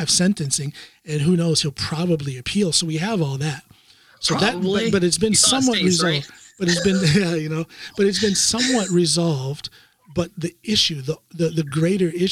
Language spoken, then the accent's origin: English; Ohio, United States; moved away as an adult; now in Norway; Columbus, Ohio, my home state